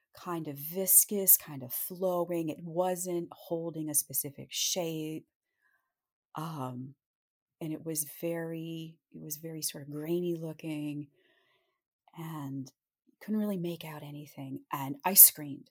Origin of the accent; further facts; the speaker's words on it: Montoursville, Pennsylvania, United States; also born or lived in Williamsport, Pennsylvania; I was born in Williamsport, Pennsylvania, and I grew up in a rather small town called Montoursville